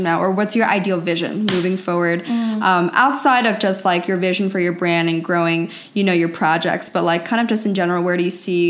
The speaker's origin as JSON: {"language": "English", "region": "Pennsylvania", "country": "United States", "tie": "born or raised there", "moved": "as an adult", "lives_now": "California, United States", "said": "I grew up in a very small town in Pennsylvania."}